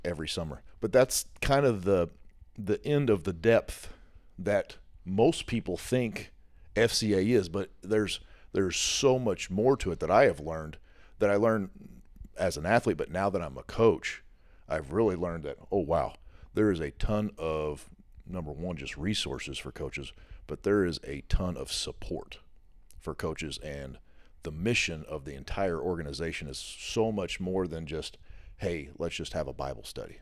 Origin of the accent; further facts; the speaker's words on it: Southern Illinois, United States; I grew up in Southern Illinois my whole life